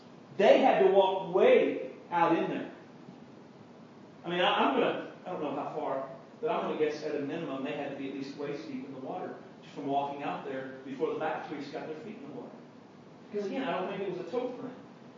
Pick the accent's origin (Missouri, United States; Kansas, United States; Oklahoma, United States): Oklahoma, United States; Guymon; Now keep in mind, I know we're from Guymon, so we've never seen a raging river before.